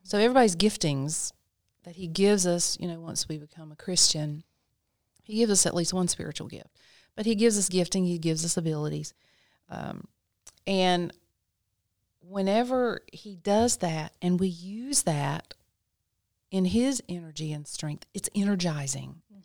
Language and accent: English; Lexington, North Carolina, United States; I was born and raised in Lexington, North Carolina.